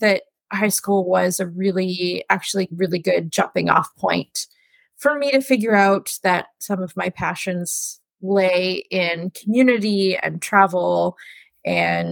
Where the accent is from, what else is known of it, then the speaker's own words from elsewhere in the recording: Ottawa, Ontario, Canada; I grew up in Ottawa in the West End, and I still live in the West End now.